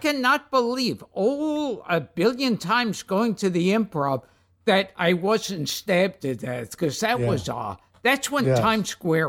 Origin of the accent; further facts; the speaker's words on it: New York City, New York, United States; also born or lived in Manhattan; I grew up in Brooklyn. And when we first moved to Manhattan, we were living on Avenue A.